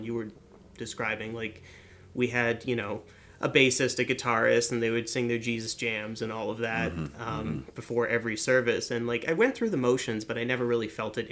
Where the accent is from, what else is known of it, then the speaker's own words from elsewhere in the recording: Northeast, United States; moved away; I grew up in the Northeast around basically the same area that Breahna did